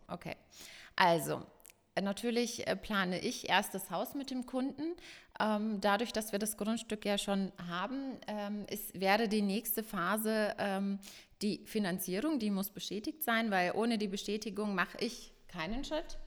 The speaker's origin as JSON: {"language": "German", "town": "Ingolstadt", "region": "Bavaria", "country": "Germany", "tie": "born or raised there", "said": "ich bin eine gebürtige Ingolstädterin"}